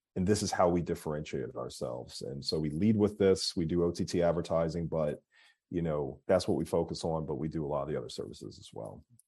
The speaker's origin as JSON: {"language": "English", "town": "Philadelphia", "region": "Pennsylvania", "country": "United States", "tie": "born or raised there", "moved": "as an adult", "lives_now": "Atlanta, United States", "said": "I'm from Philadelphia, uh, born and raised."}